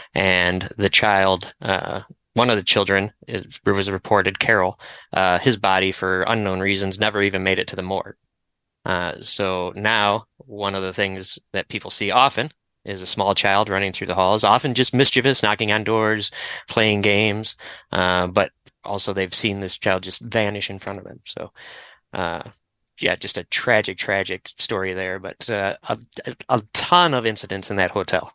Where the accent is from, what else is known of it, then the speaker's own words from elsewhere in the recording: Detroit, Michigan, United States; as a native Detroiter